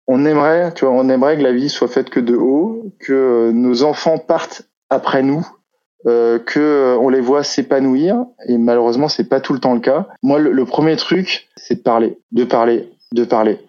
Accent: Brittany, France; je suis breton

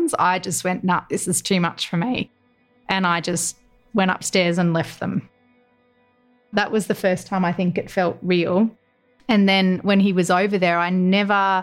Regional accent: Gold Coast, Queensland, Australia; moved away as an adult; also born or lived in Canberra; they asked where I was from because I'd only been in Canberra about 3 weeks at that stage. And I said I was from the Gold Coast

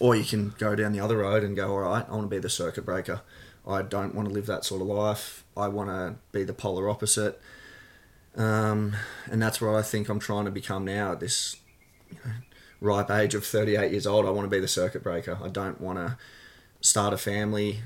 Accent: Gold Coast, Queensland, Australia; I grew up on the Gold Coast. I was born in Southport Hospital

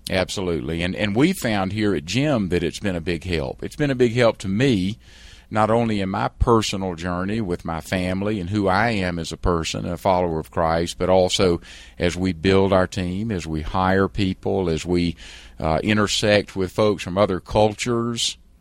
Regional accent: South Carolina, United States; accent: South Carolina; moved away as an adult; also born or lived in San Francisco; I was a trial lawyer in South Carolina. I'm sure you can tell by my accent.

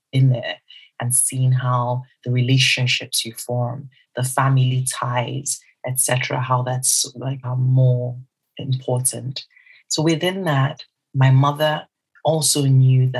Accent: South East Nigeria, Nigeria; I am Nigerian and I'm also Igbo within Nigeria, some southeast of Nigeria

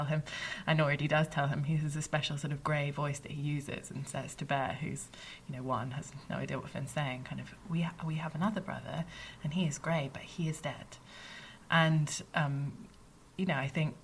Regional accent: United Kingdom; being British

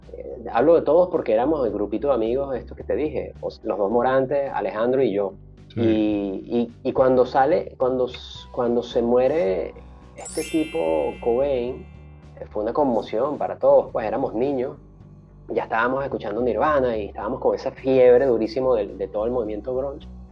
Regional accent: Caracas, Capital District, Venezuela; moved away; nací en el, 79, eh, en la ciudad de Caracas.

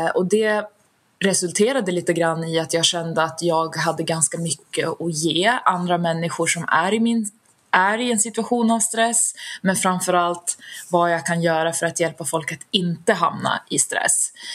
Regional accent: Västerås, Västmanland, Sweden; Född och uppvuxen i Västerås där jag fortfarande bor idag

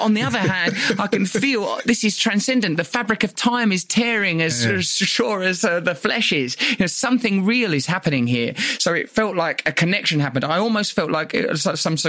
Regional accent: Essex, East of England, United Kingdom; you're growing up in Essex in the 70s and 80s

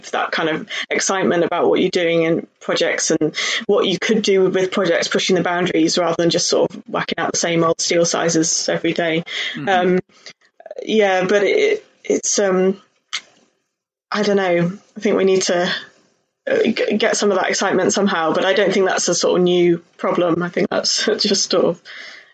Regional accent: Cheltenham, South West England, United Kingdom; I grew up in Cheltenham, so in the Cheltenham, Gloucestershire kind of area.

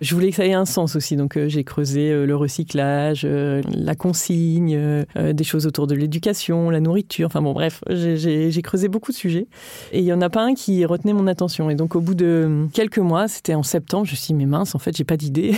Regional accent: Lille, Hauts-de-France, France; je viens de Lille

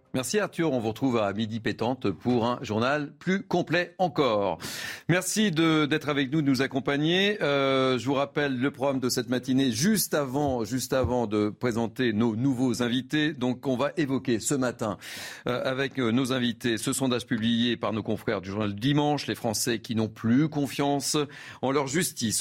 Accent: Lot-et-Garonne, Nouvelle-Aquitaine, France; moved away; je suis originaire du Lot-et-Garonne

